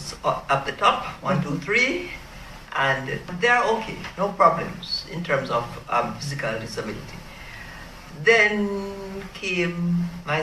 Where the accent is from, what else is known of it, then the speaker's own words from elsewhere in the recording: Roden Hall, Clarendon Parish, Jamaica; I am from the parish of Clarendon, a little place called Roden Hall